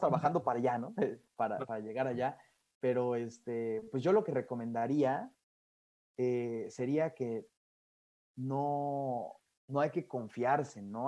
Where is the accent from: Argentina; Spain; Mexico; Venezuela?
Mexico; moved away as an adult; now in France; el reto más difícil que he tenido fuera de México.